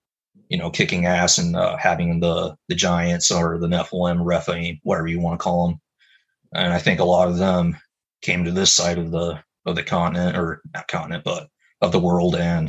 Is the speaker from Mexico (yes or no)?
yes; Mexico; Well, yeah, man, like, I grew up in Mexico for several years, but I remember seeing stuff like that as well.